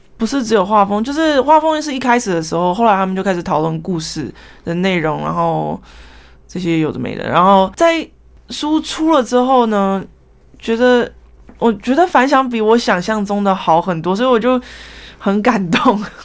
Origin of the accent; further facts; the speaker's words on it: Taiwan; also born or lived in New Jersey, United States; 当初刚来台湾的时候，挫折还蛮大，那时候我才五岁而已